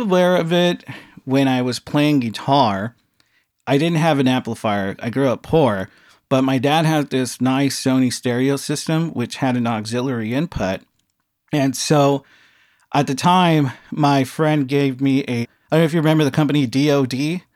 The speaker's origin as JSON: {"language": "English", "town": "Los Angeles", "region": "California", "country": "United States", "tie": "born or raised there", "said": "I grew up in a small town, San Pedro, California"}